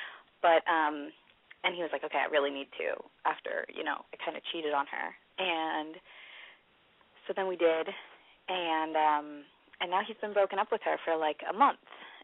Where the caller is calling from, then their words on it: California, United States; I am from the Bay Area, and I'm 21.